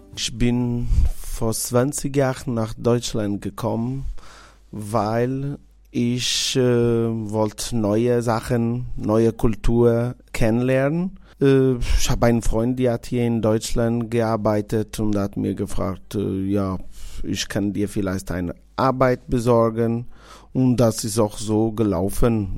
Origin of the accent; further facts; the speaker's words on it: Porto Santo, Madeira, Portugal; German is a second language; moved away as an adult; now in Karlsruhe, Germany; ich bin in einer Insel geboren, auf Porto Santo Insel, gehört zu Madeira